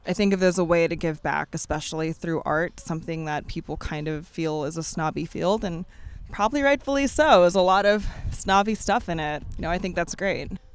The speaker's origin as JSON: {"language": "English", "region": "Florida", "country": "United States", "tie": "born or raised there", "also_born_or_lived": "Wisconsin / Atlanta", "moved": "as an adult", "lives_now": "New York, United States", "said": "I was born in Wisconsin, raised in Florida."}